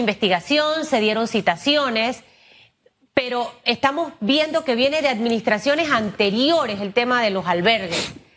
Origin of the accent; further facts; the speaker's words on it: Panama; yo como periodista, como panameña, como mujer